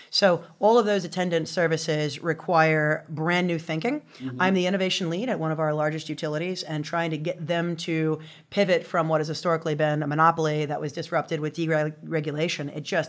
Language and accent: English; Louisiana, United States; And so just growing up in Louisiana, which is the moniker is the sportsman's paradise, it's a beautiful place.